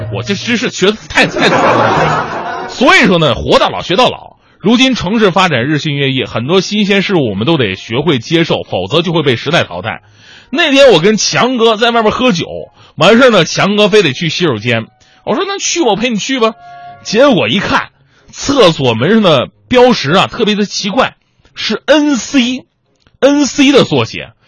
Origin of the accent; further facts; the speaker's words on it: China; 咱们是中国人